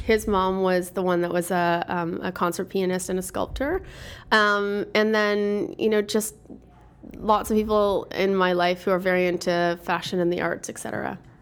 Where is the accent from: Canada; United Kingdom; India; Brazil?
Canada; Toronto, Ontario; also born or lived in Quebec / New York City; Born and raised in Toronto, proud to be from Toronto